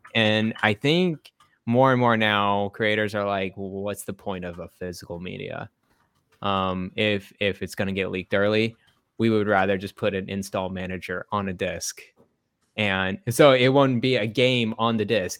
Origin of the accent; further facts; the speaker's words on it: Texas, United States; growing up in Texas